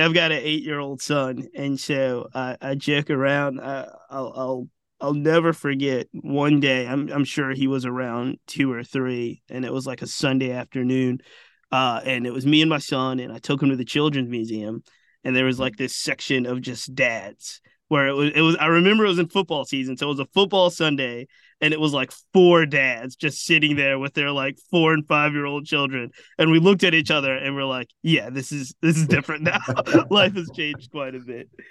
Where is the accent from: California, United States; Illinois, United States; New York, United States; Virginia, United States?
Virginia, United States; Richmond; I am born and raised in Richmond